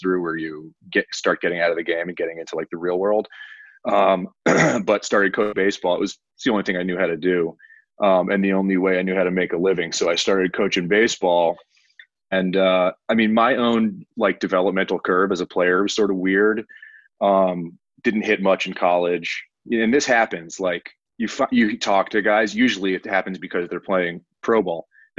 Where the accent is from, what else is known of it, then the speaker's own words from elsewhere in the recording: Cleveland, Ohio, United States; I grew up in Cleveland, Ohio, Shaker Heights